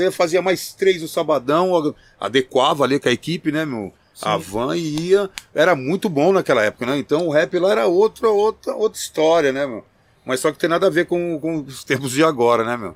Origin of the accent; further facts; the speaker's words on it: Campinas, São Paulo, Brazil; also born or lived in São Caetano do Sul; mas sou de Campinas não. Eu aderi porque minha família era de lá, e eu vivi lá desde pequeno, mas eu nasci em São, Ca... em São Caetano do Sul